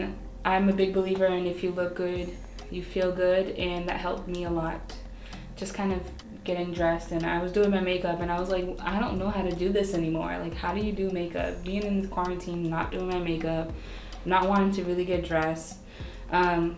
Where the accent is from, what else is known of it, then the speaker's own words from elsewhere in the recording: Brockton, Massachusetts, United States; also born or lived in Stoughton, Massachusetts / Taunton, Massachusetts; born and raised in Brockton, went to school here